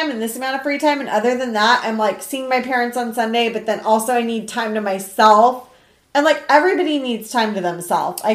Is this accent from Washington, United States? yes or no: yes; Seattle, Washington, United States; moved away; also born or lived in Orange County; I grew up in Seattle